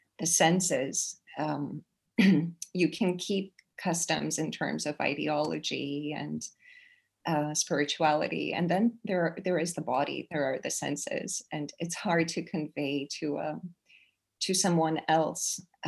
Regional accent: Toronto, Ontario, Canada; moved away as an adult; also born or lived in Boston, United States; now in Denmark; I grew up in Toronto, which is a very multicultural city.

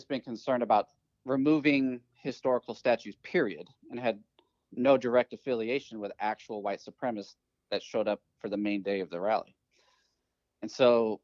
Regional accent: California, United States; I grew up in California

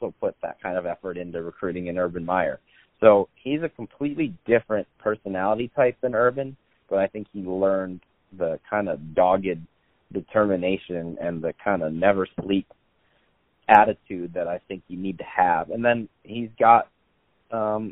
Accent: Michigan, United States; I grew up in Michigan

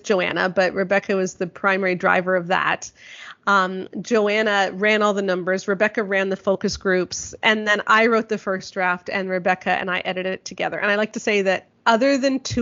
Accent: southeastern Ontario, Canada; my hometown in southeastern Ontario

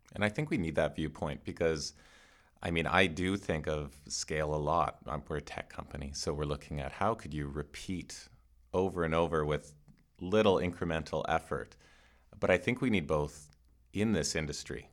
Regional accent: Canada; I'm Canadian.

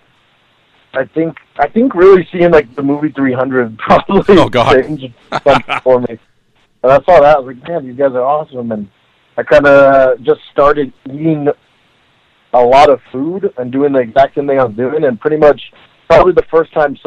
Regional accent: Arizona, United States; I've been an Arizona boy my whole life

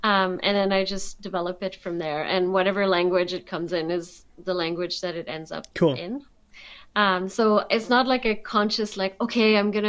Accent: France; accent: French; English is a second language; like rejecting my French heritage or anything like that, but I was working really hard at my, even my accent, like losing my French accent

